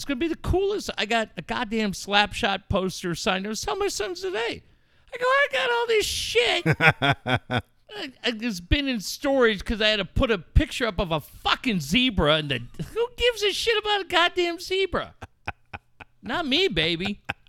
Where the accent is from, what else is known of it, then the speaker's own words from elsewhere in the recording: Cardiff, California, United States; also born or lived in Encinitas / Carlsbad; now in La Mesa, United States; I grew up in Encinitas, Cardiff. I mean, I really grew up in Cardiff, but I spent so much time in Encinitas, spent 8 years living in Carlsbad.